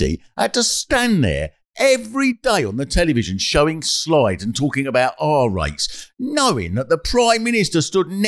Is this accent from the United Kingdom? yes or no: yes; England, United Kingdom; we're English